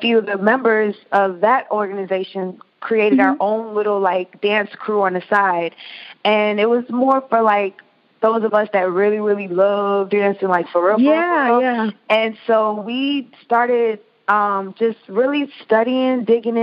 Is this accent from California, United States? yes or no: no; Atlanta, Georgia, United States; a girl growing up in Atlanta dancing